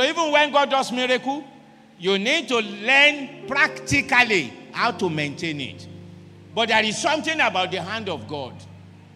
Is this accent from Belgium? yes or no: no; Ibadan, Oyo, Nigeria; English is a second language; Sometimes I speak Yoruba and they will discover that I'm from Ibadan